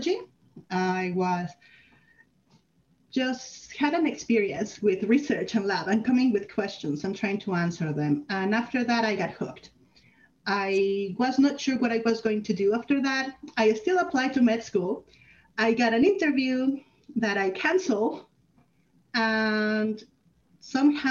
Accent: Mexico; moved away as an adult; now in Canada; I'm from Mexico, where I was lined up to be a doctor, and I did 2 years of med school, then came to Canada

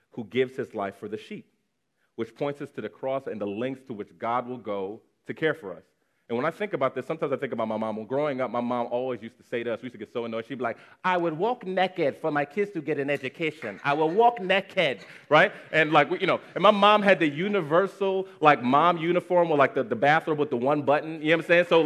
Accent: Nigeria; it's actually particularly triggering as a Nigerian child

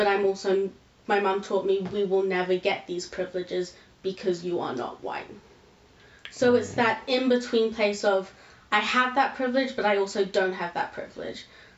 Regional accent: India; I'll find a group of Indian people who will completely accept the fact that I'm Indian.

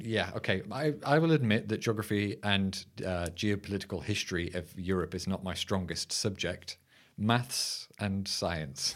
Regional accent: United Kingdom; as a Brit

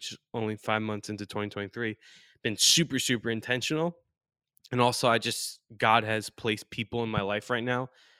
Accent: Long Island, New York, United States; moved away as an adult; also born or lived in North Carolina; growing up in New York, Long Island, New York, not the city

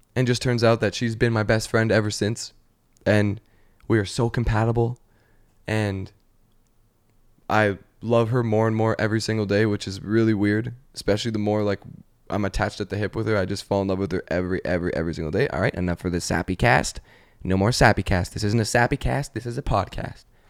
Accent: Canada; now in Los Angeles, United States; I'm from Canada

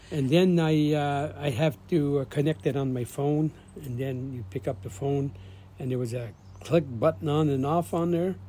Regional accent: Azilda, Ontario, Canada; that's where I was raised in Belangeville, Zilda

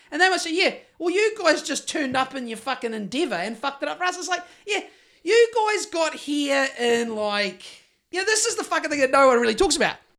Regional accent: Greymouth, West Coast, New Zealand; Growing up in Greymouth in the fucking early eighties

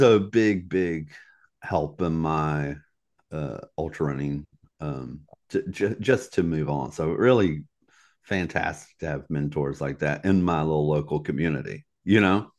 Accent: Virginia, United States; also born or lived in Southeast United States; in Virginia, my hometown, Troublesome Hollow

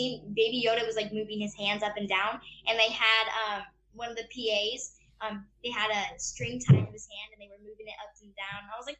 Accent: the South, United States; accent: Southern; it's just kind of something that I like to like throw around a little bit with my Southern accent.

